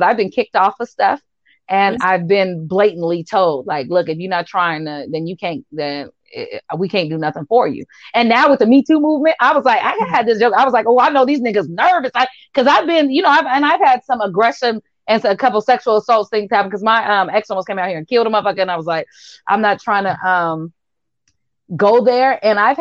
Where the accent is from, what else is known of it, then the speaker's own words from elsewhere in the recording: Washington, United States; We're all from Washington.